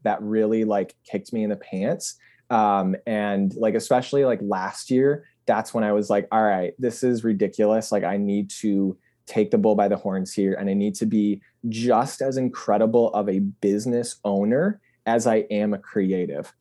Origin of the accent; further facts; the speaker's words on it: Grand Rapids, Michigan, United States; moved away; also born or lived in Washington, D.C.; my hometown, which was Grand Rapids at the time